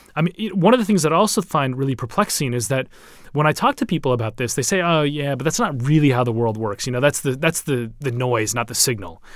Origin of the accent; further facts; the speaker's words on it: Minneapolis, Minnesota, United States; now in London, United Kingdom; I'm from Minneapolis